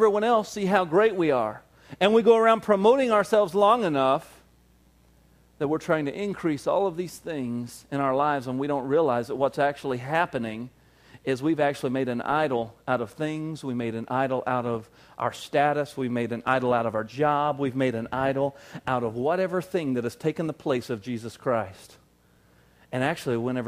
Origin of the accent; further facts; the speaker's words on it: the South, United States; moved away; I grew up in the South and everybody's dad was just really into hunting